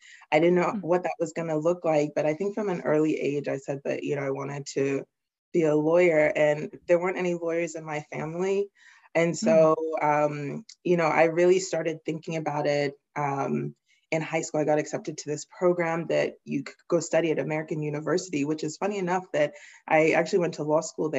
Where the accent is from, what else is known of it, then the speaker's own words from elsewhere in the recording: England, United Kingdom; also born or lived in Nigeria; I am Nigerian. I was born there in Nigeria in the 80s, and then my family moved to England, and that's where I spent the majority of my childhood.